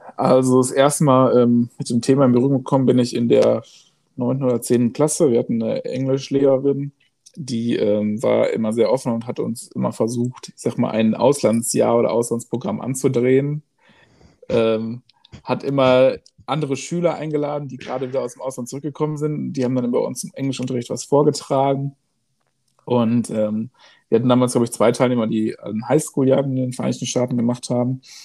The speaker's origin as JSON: {"language": "German", "town": "Gelsenkirchen", "region": "North Rhine-Westphalia", "country": "Germany", "also_born_or_lived": "Hamburg", "moved": "yes", "said": "Ursprünglich komme ich aus, äh, Gelsenkirchen"}